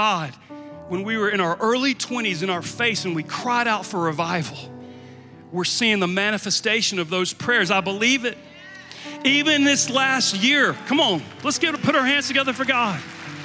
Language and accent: English; Georgia, Louisiana, the South, United States; I grew up here right in the South and in Georgia, and then over in Louisiana